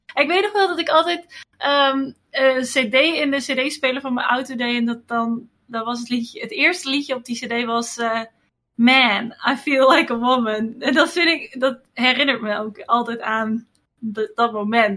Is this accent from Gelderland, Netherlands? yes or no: yes; Wamel, Gelderland, Netherlands; Ik ben opgegroeid in Wamel. Dat is een eh, dorpje